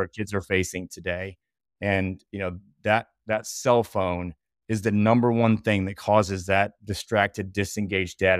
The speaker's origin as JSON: {"language": "English", "town": "Bryan", "region": "Ohio", "country": "United States", "tie": "born or raised there", "said": "I grew up playing in Northwest Ohio, small town called Bryan"}